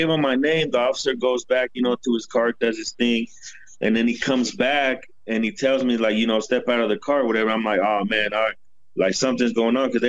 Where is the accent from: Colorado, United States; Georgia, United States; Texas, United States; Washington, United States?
Colorado, United States; Denver; first language English; moved away as an adult; also born or lived in Mexico City, Mexico; now in Mexico; I'm 35 years old. I was born in Mexico City, and they moved me to Denver, Colorado when I was like 7 years old. And I spent 27 years in Denver, Colorado.